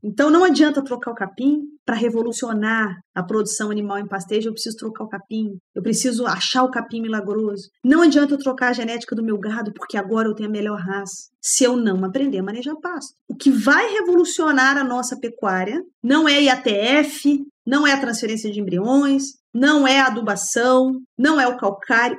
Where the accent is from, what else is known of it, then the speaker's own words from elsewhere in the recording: Barra Mansa, Rio de Janeiro, Brazil; accent: more like mineiro, not carioca; moved away as an adult; also born or lived in Viçosa, Brazil / Alagoas, Brazil; now in São João del-Rei, Brazil; nasci no interior do estado do Rio de Janeiro, em Barra Mansa